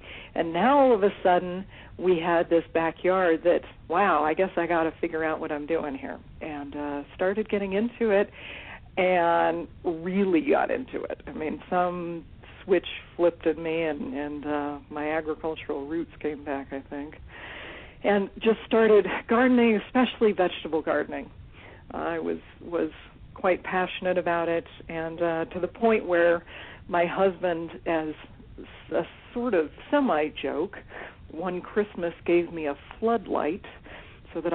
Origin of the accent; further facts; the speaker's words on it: California, United States; When I was growing up, I grew up in California